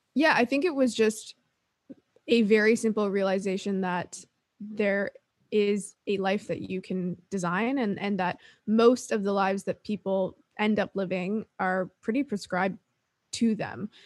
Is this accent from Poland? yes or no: no; Toronto, Ontario, Canada; also born or lived in Sweden; now in San Diego, United States; I'm Canadian. I'm from Toronto